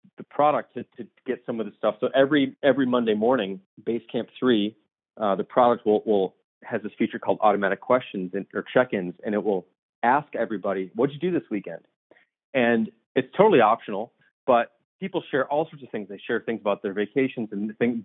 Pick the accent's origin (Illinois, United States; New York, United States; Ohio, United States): Illinois, United States; Deerfield; also born or lived in Tucson, Arizona; now in Chicago, United States; I grew up in the suburbs of Chicago. So about 30 miles north of Chicago in a suburb called Deerfield.